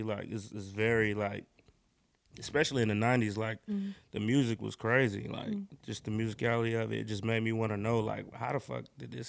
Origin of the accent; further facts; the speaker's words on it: Durham, North Carolina, United States; I'm from North Carolina, Durham, to be exact.